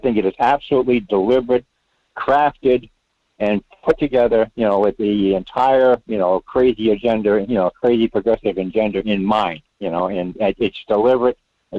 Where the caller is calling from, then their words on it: Rhode Island, United States; Well, Michael, it's … in Rhode Island.